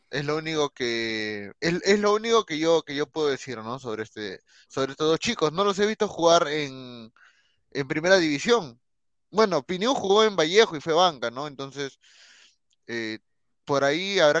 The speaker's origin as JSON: {"language": "Spanish", "country": "Peru", "said": "yo soy peruano."}